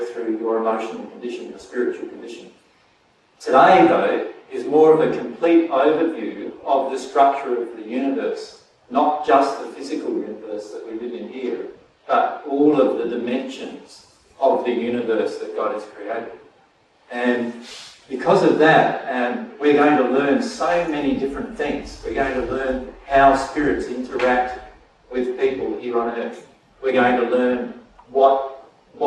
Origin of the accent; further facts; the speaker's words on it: Australia; I'm Australian, right? So I speak Australian, not English.